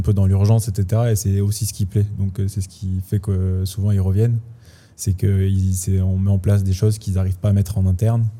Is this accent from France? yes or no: yes; France; now in Switzerland; moi j'ai déjà investi en France, je suis français